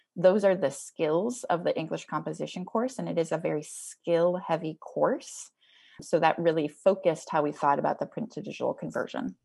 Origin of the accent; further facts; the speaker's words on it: Twin Cities, Minnesota, United States; I grew up, uh, people in the Twin Cities will appreciate this. I grew up right near the state fairgrounds